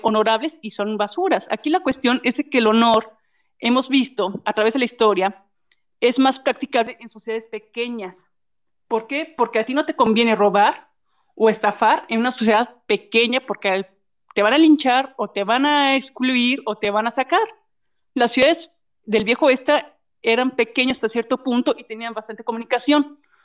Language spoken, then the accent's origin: Spanish; Guanajuato, Mexico; nosotros somos aquí ya de Guanajuato